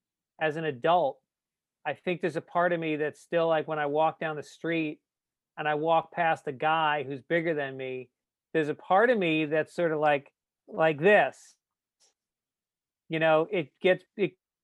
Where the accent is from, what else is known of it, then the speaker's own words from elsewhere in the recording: Tarrytown, New York, United States; moved away; also born or lived in Bronx, New York; I was born in the Bronx to two Bronx parents. And I lived there until I was about seven. And then Dad made some money. And so we moved out to the suburbs. Out to Tarrytown, New York